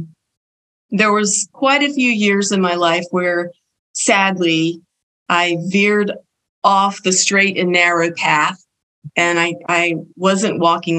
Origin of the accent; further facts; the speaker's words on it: Belmont, North Carolina, United States; I grew up in Belmont, North Carolina, a tiny little village outside of Burlington